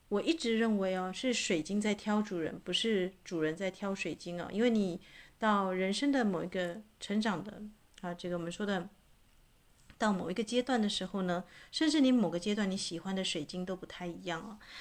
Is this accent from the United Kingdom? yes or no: no; Taitung, Taitung County, Taiwan; moved away; 这次我回去台东啊，啊，这个我的老家